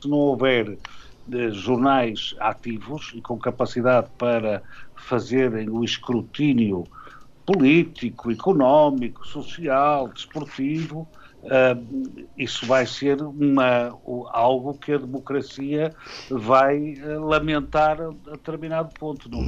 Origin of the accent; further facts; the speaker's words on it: Porto, Norte, Portugal; nasci no Porto, fez na segunda-feira 63 anos